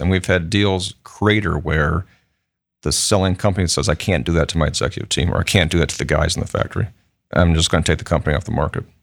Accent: Michigan, United States; moved away as an adult; now in Columbus, United States; I, um, you know, grew up in Michigan.

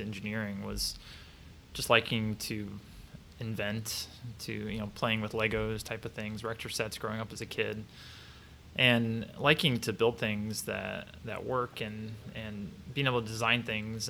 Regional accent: Mansfield, Ohio, United States; also born or lived in Ontario, Ohio; now in Columbus, United States; I grew up in just outside of Mansfield, Ohio

